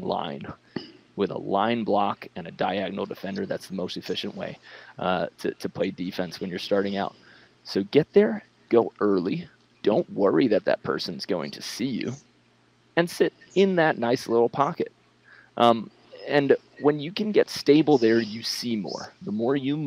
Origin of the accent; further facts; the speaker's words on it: Long Island, New York, United States; I'm from Long Island